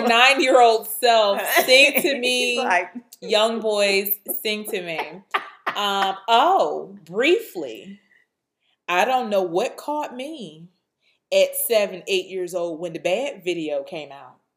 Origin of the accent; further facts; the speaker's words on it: Suffolk, Virginia, United States; I grew up in Suffolk